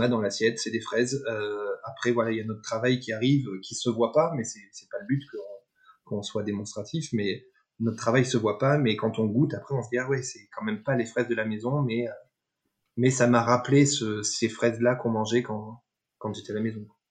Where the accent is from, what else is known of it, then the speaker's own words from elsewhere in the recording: Dordogne, Nouvelle-Aquitaine, France; je suis né, je suis, né, j'ai grandi en Dordogne